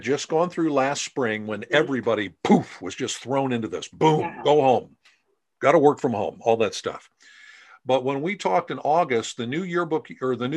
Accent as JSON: {"language": "English", "region": "Central Pennsylvania", "country": "United States", "said": "I'm from Central Pennsylvania"}